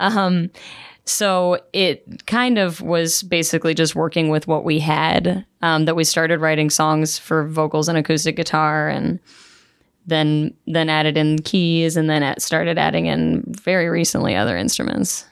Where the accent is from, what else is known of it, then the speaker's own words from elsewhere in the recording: South Florida, United States; moved away as an adult; now in St. Louis, United States; I'm from South Florida